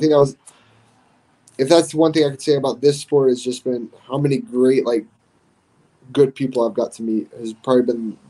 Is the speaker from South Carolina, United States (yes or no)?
yes; South Carolina, United States; So I was born right outside of Parris Island in South Carolina. And we bounced back and forth between North Carolina and South Carolina, between Camp Lejeune and Parris Island a lot.